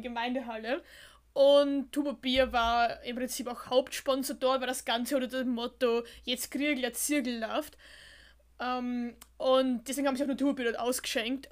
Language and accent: German; Austria; bei uns in Österreich